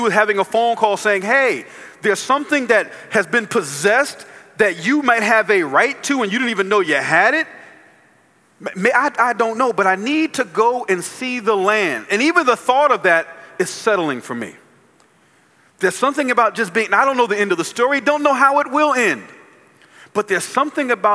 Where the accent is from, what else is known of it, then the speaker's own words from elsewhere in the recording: New Jersey, United States; now in Columbia, United States; I live in Columbia, South Carolina. I'm from New Jersey.